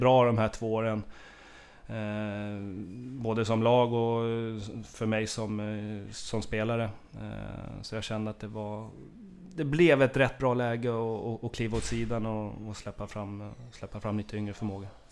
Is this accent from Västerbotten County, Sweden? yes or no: no; Haninge, Stockholm County, Sweden; vi är från Haninge båda två